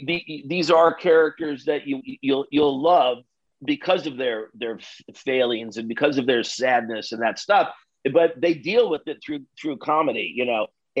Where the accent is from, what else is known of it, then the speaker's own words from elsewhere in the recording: Midwest, United States; I'm really glad that I grew up in the Midwest first of all, I'm glad that I grew up in the Midwest